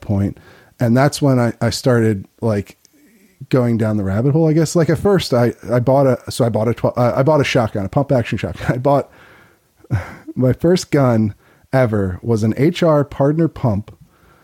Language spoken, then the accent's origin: English; Chester County, near Philadelphia, Pennsylvania, United States; I grew up near Philly, but out in the in the suburbs